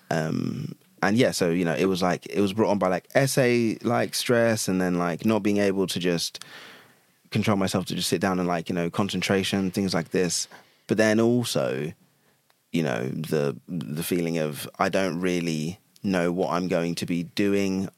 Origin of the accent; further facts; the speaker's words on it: Chelmsford, East of England, United Kingdom; I was born in Chelmsford, which is a like I mean, it's now a city